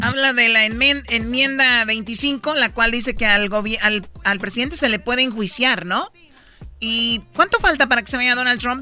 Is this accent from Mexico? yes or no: yes; Jalisco, Mexico; now in Mexico City, Mexico; somos de Jalisco